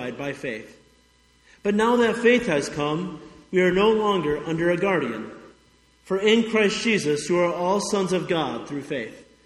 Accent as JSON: {"language": "English", "town": "Highland", "region": "Indiana", "country": "United States", "tie": "born or raised there", "also_born_or_lived": "Wausau, Nebraska / Montana / Chattanooga, Tennessee", "moved": "as an adult", "said": "my hometown of Highland, Indiana"}